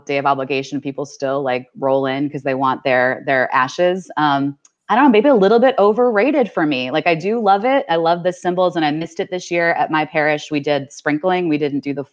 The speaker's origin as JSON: {"language": "English", "town": "Cleveland", "region": "Ohio", "country": "United States", "tie": "born or raised there", "moved": "yes", "said": "I grew up in Cleveland, Ohio, so we get a ton of snow"}